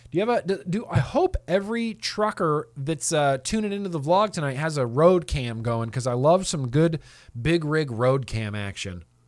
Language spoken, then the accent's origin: English; United States; I'm an American